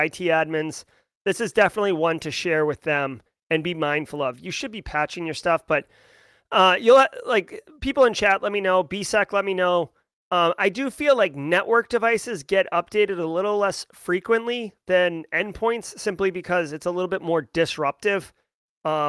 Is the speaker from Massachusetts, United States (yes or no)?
yes; Massachusetts, United States; I'm from Massachusetts